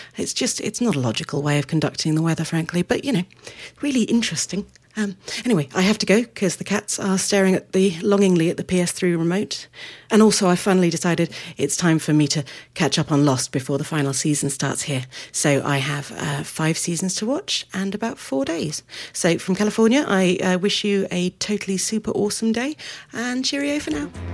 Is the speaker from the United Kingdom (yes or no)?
yes; United Kingdom; now in San Francisco, United States; I'm really British